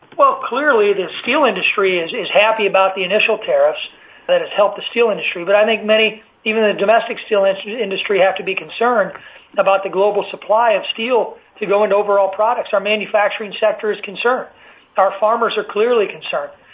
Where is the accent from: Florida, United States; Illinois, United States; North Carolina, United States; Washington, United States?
Illinois, United States; my home state of Illinois